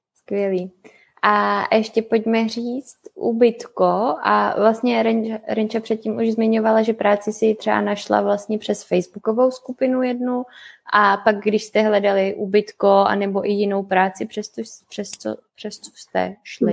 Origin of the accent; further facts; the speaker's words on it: Czechia; moved away as an adult; also born or lived in Canada; u nás v Čechách